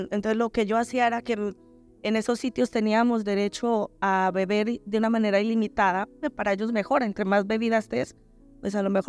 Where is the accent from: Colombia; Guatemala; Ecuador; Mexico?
Colombia; moved away as an adult; now in Spain